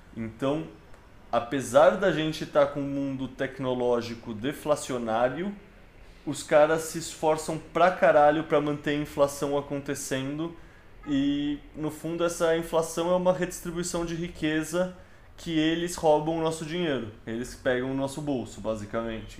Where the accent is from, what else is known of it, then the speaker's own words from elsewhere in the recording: São Paulo, Brazil; eu sou de São Paulo e quando eu era moleque tinha aquelas campanhas de frases de outdoor